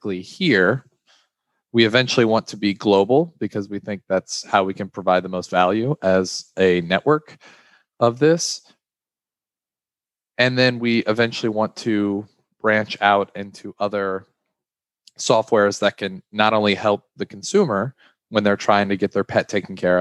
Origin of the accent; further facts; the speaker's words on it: Baton Rouge, Louisiana, United States; I'm from Baton Rouge, Louisiana. I'm currently in my final year at LSU, which is here in Baton Rouge